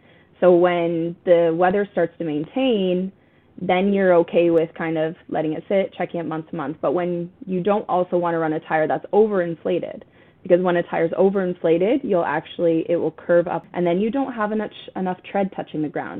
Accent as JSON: {"language": "English", "country": "Canada", "said": "And we've used this analogy before because we're Canadian."}